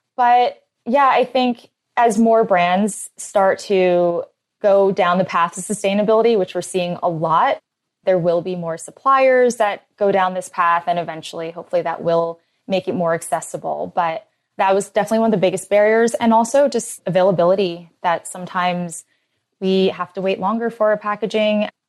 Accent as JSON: {"language": "English", "town": "Philadelphia", "region": "Pennsylvania", "country": "United States", "tie": "born or raised there", "said": "I grew up in Philly"}